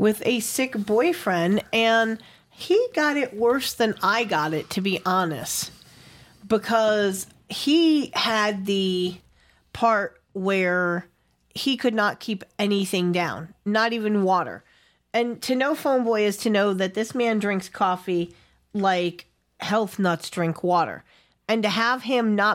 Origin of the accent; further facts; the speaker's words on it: Tennessee, United States; my hometown here